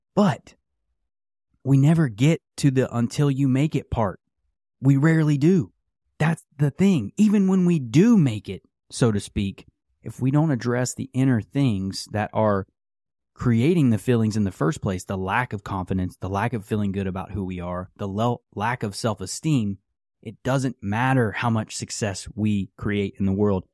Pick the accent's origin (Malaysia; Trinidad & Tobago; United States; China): United States; West Virginia; I grew up in West Virginia.